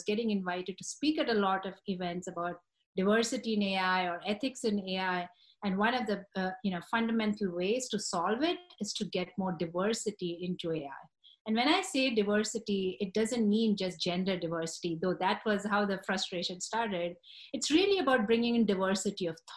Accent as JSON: {"language": "English", "country": "India", "tie": "born or raised there", "moved": "as an adult", "lives_now": "United States", "said": "I grew up in India"}